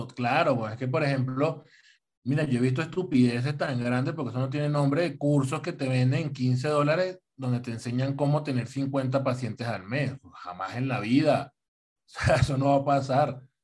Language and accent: Spanish; Venezuela; now in Colombia; Díaz Cabrera es venezolano, igual que yo